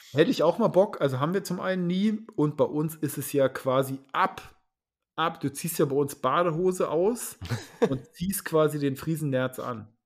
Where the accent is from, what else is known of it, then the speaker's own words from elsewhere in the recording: Lusatia, Germany; now in Schleswig-Holstein, Germany; ich komme ja ursprünglich aus der Lausitz